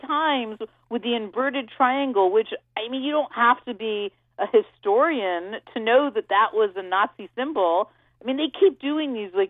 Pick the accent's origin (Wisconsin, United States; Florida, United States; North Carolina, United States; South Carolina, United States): Florida, United States; Val Demings from my home state.